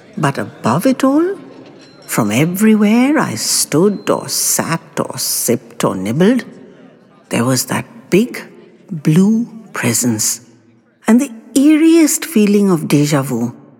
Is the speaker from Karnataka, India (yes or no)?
no; Mumbai, Maharashtra, India; when I was a very little boy growing up in Mumbai